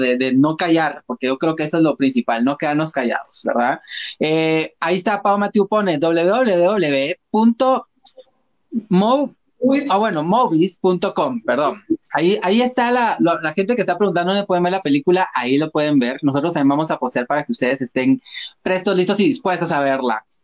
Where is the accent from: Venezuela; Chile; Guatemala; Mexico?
Guatemala; como guatemaltecos